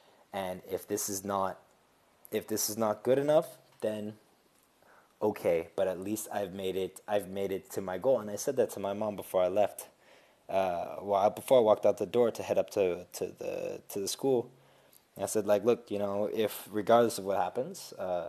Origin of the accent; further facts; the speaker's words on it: Switzerland; also born or lived in United States; I grew up in Switzerland as well as in the States